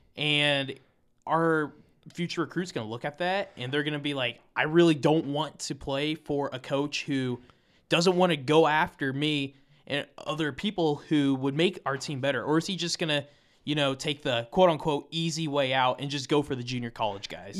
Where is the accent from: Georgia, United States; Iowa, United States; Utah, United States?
Iowa, United States; I'm from Iowa